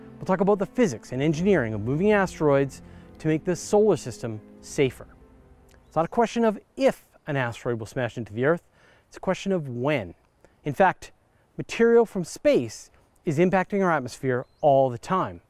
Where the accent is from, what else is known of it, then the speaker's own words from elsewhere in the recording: Courtenay, British Columbia, Canada; my hometown of Courtney, British Columbia